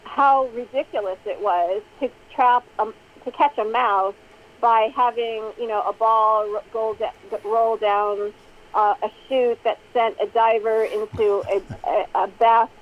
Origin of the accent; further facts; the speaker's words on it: Illinois, United States; my home state of Illinois